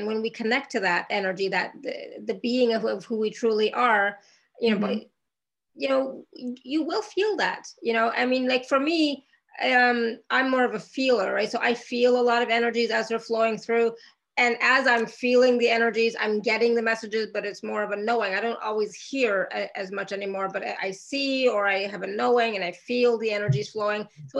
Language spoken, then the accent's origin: English; India; Like I'm Indian, I'm Hindu. And so for us, our body and our home is our temple.